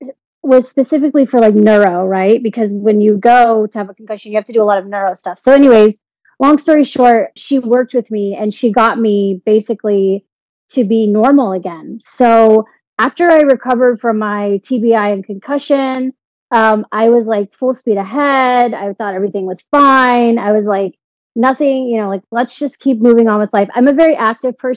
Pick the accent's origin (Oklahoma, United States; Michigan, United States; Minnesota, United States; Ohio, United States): Oklahoma, United States; Edmond; moved away as an adult; now in Florida, United States; I'm originally from Edmond, Oklahoma, which is like a very small town. And I moved down to Florida to work for Walt Disney World.